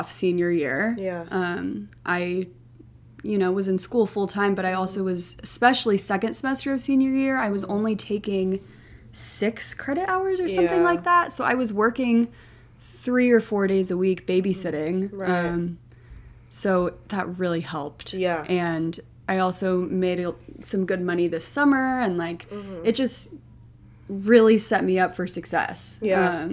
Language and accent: English; Oklahoma City, Oklahoma, United States; moved away as an adult; also born or lived in Utah / New Jersey; now in New York City, United States; I'm from Oklahoma City.